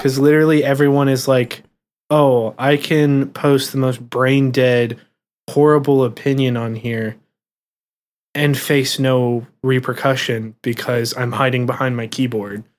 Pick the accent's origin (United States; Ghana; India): United States; Ohio; we're from Ohio